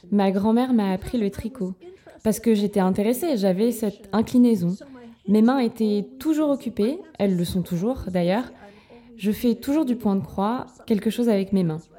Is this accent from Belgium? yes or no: no; New York, United States; moved away as an adult; also born or lived in Los Angeles / Vermont; je voulais partir loin de mes parents et de New York